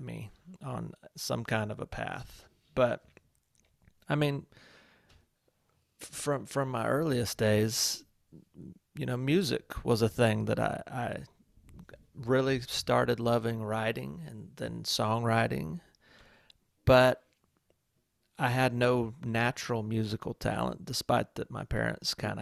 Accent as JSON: {"language": "English", "town": "Walhalla", "region": "South Carolina", "country": "United States", "tie": "born or raised there", "moved": "yes", "said": "growing up in Walhalla, South Carolina, a town"}